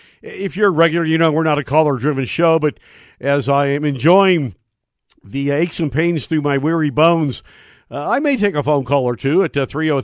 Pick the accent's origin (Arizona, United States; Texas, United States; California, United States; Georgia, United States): California, United States; I'm from California.